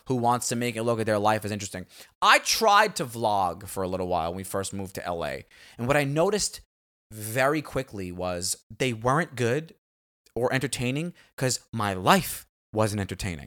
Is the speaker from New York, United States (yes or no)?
yes; New York City, New York, United States; moved away; growing up in Staten Island